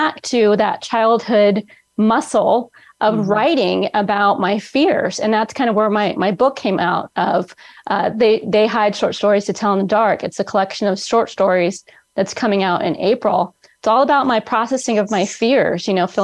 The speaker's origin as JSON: {"language": "English", "area": "Bay Area", "region": "California", "country": "United States", "tie": "born or raised there", "lives_now": "Central California, United States", "said": "I'm in Central California, born and raised in the Bay Area"}